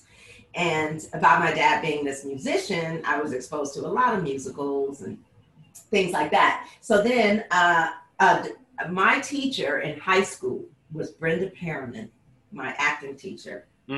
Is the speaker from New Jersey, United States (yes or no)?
no; Detroit, Michigan, United States; now in San Francisco Bay Area, United States; I'm from Detroit. I'm repping Detroit today